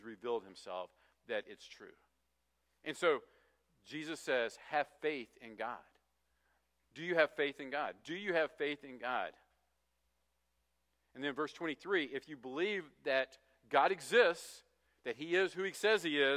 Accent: West Virginia, United States; I grew up in West Virginia, which is called the Mountain State

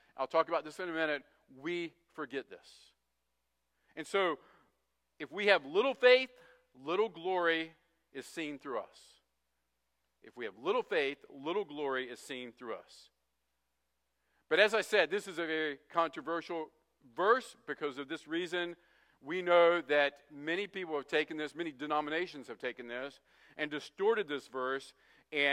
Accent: West Virginia, United States; I grew up in West Virginia, which is called the Mountain State

